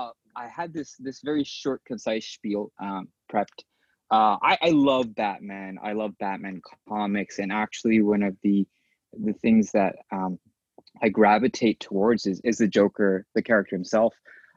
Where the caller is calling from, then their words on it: Japan; I'm calling in from Japan.